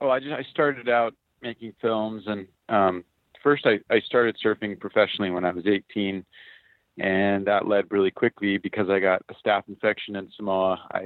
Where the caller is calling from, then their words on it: Honolulu, Hawaii, United States; Yeah, I'm calling in from Hawaii. I'm in Honolulu.